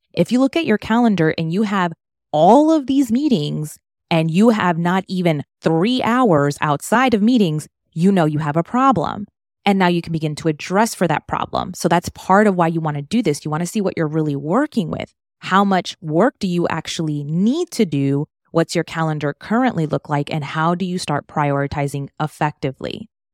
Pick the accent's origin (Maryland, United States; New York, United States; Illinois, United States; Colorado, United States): Maryland, United States; moved away as an adult; now in Miami, United States; I was born and raised in Maryland, moved to Miami, where I am now, back in twenty sixteen.